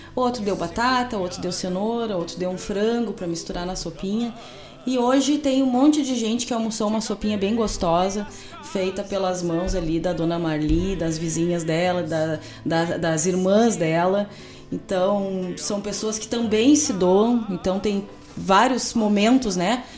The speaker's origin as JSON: {"language": "Portuguese", "town": "Cachoeira do Sul", "region": "Rio Grande do Sul", "country": "Brazil", "tie": "born or raised there", "moved": "yes", "said": "minha terra"}